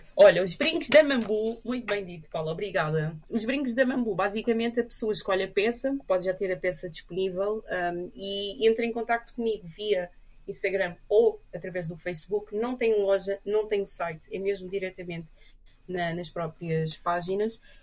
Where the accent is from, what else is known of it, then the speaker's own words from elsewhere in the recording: Portugal; also born or lived in Cape Verde / France; a minha vida foi sempre passada aqui em Portugal